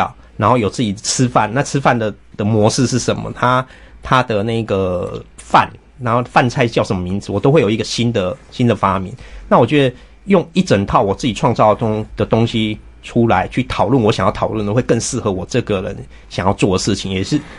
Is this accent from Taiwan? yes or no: yes; Taiwan; 处理 我们台湾人的那一种每天都在跟各种狗屁倒灶的事情对抗，然后你又不得不适应的那一种漂流的感觉